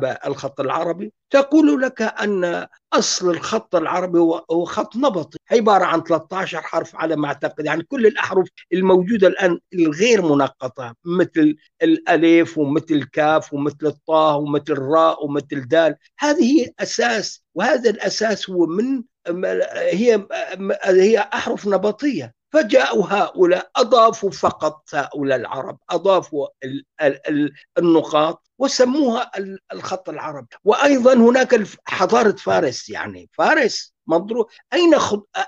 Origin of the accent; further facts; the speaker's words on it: Syria; انا انطلق من نفسي يعني كوني كردي من اكراد سوريا